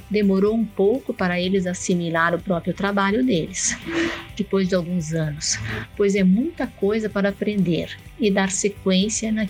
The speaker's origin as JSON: {"language": "Portuguese", "region": "Rio Grande do Sul", "country": "Brazil", "moved": "as an adult", "lives_now": "Canarana, Brazil", "said": "Eu faço parte da empresa familiar fazenda Vale Verde, situada em Canarana, no Mato Grosso. Viemos do Rio Grande do Sul em 2002"}